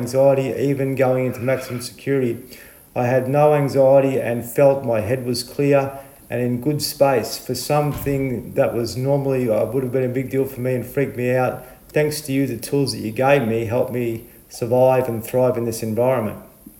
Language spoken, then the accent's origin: English; Horsham, Victoria, Australia; I'm from Horsham, just up the road.